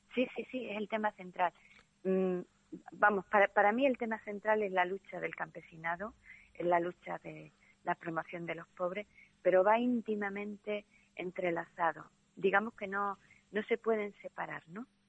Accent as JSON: {"language": "Spanish", "region": "Andalusia", "country": "Spain", "said": "yo soy andaluza"}